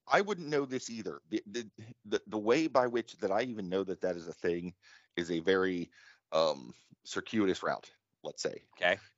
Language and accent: English; United States